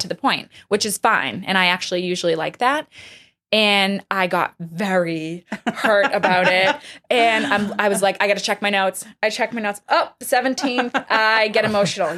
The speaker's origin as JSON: {"language": "English", "town": "Medford", "region": "Massachusetts", "country": "United States", "tie": "born or raised there", "said": "I grew up in Medford, just north of Boston"}